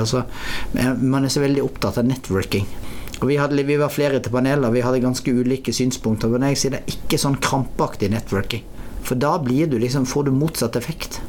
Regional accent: Norway; moved away; jeg er oppvokst i Norge og er veldig etnisk norsk i kulturell, mitt kulturelle uttrykk. For jeg vokste opp på lita bygd

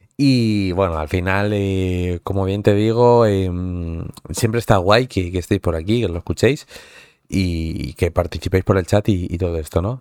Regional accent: towns bordering Madrid, Community of Madrid, Spain; Que eres un poco de, pueblos así colindantes, es decir, no eres de Madrid centro-centro como tal

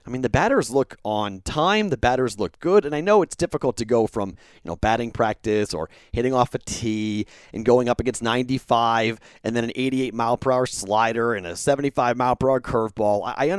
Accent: Boston, Massachusetts, United States; I'm a kid from Boston. I grew up going to Fenway Park

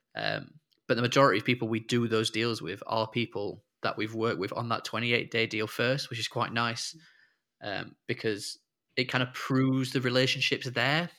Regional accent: Sheffield, Yorkshire and the Humber, United Kingdom; moved away as an adult; now in Liverpool, United Kingdom; I'm from Sheffield originally, and but I've lived in Liverpool now ever since uni

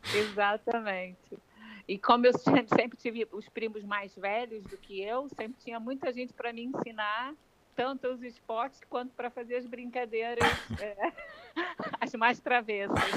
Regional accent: Rio de Janeiro, Brazil; moved away as an adult; now in Portugal; como eu sou do Rio de Janeiro

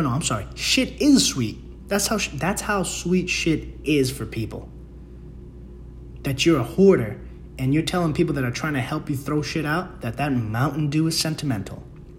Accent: Bronx, New York, United States; now in Queens, United States; Dude, I came from the Bronx and I was like, oh, it's just the Bronx thing because of the quality of people. Came to Queens.

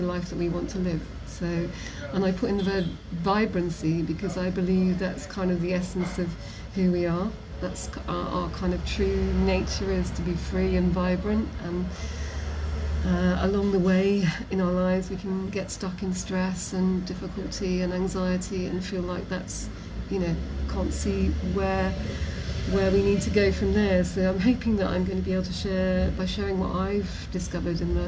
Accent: Nottingham, East Midlands, United Kingdom; I grew up in Nottingham with a loving father and mother

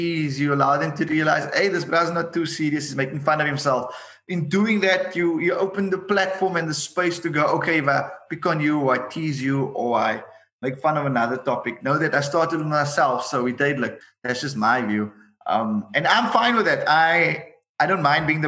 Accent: Cape Town, Western Cape, South Africa; I'm from Retreat

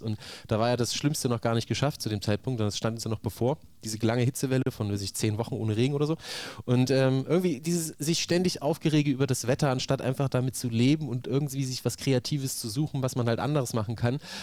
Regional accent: near Saalfeld, Thuringia, Germany; moved away as an adult; also born or lived in Leipzig; das ist ja so nah an meinem Heimatort gewesen, dass äh, sowohl in der Grundschule als auch später am Gymnasium

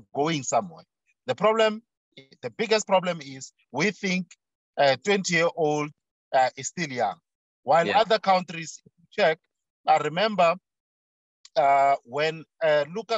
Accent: South Africa; as a South African

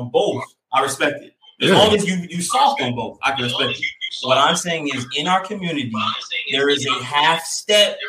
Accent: the South, United States; I'm just young, black, played sports, masculine, and I grew up in the South.

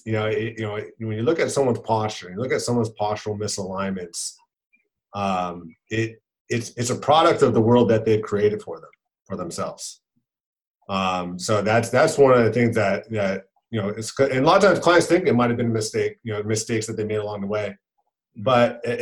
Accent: Lake Forest, California, United States; I grew up in Lake Forest, California. It's in Orange County, California

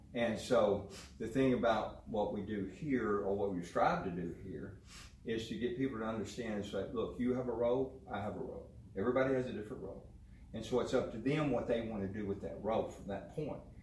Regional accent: McGregor, Texas, United States; also born or lived in Midland, Texas / Waco, Texas; nine I moved to McGregor

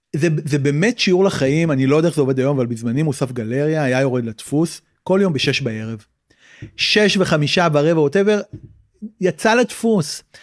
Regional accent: Tel Aviv, Tel Aviv District, Israel; גדלתי בצפון תל אביב

